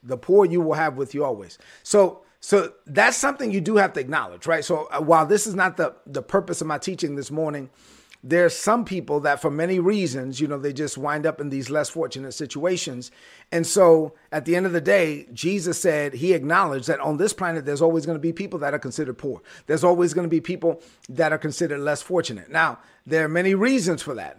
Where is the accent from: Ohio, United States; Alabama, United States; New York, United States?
New York, United States; New York City; I was born in Brooklyn